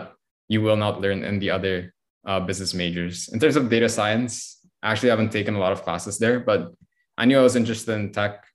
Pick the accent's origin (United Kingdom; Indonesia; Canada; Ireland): Indonesia; Jakarta; moved away as an adult; now in New York, United States; I grew up in Jakarta my whole life